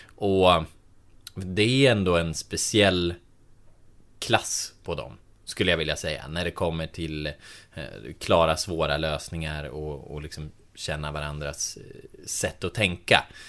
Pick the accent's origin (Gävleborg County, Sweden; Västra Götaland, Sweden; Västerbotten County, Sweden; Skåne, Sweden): Gävleborg County, Sweden; Delsbo; I eh, Delsbo, eller ja, i Hälsingland överlag, eh, där jag kommer ifrån